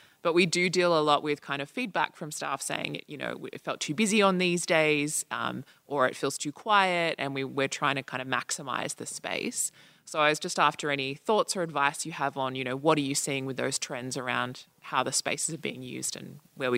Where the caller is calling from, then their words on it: Australia; I'm coming from Australia. I work at one of the federal departments there